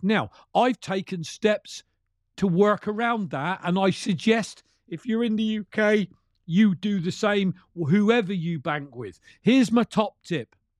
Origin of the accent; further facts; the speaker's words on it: United Kingdom; Being a Brit